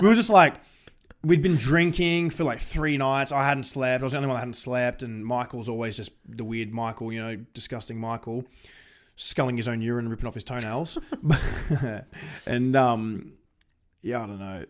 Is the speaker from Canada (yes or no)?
no; Australia